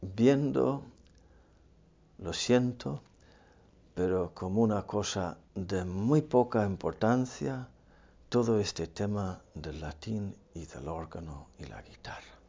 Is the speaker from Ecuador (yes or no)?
no; Ireland; moved away; en mi país